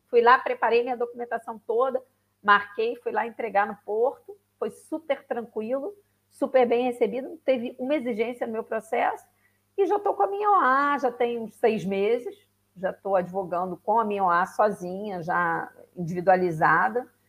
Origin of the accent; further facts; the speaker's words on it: Rio de Janeiro, Brazil; moved away as an adult; now in Braga, Portugal; Sou, sou do Rio, carioca da gema. Exatamente. Pai, mãe, avô, avó, tudo carioca.